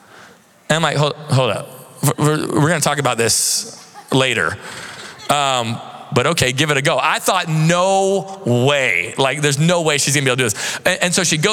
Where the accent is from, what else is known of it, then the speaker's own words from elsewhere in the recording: Seattle, Washington, United States; moved away as an adult; now in Central Florida, United States; We're from the Seattle area